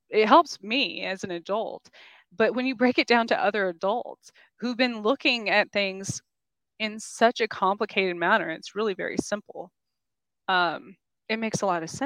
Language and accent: English; New Mexico, United States; moved away; also born or lived in New York / Kansas; where I grew up in New Mexico